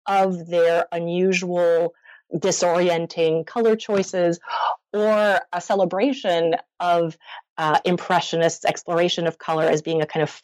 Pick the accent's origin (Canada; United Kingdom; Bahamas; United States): Canada; Montreal, Quebec; I grew up in Montreal and I attended French elementary school, French high school, junior college